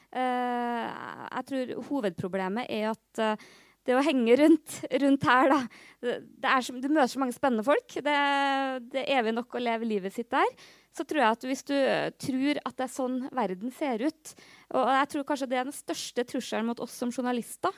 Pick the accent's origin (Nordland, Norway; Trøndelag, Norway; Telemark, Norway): Trøndelag, Norway; Namdalen; now in Oslo, Norway; hadde jeg vært hjemme eh, i Trøndelag i helga og kom liksom, eh, på jobb i Oslo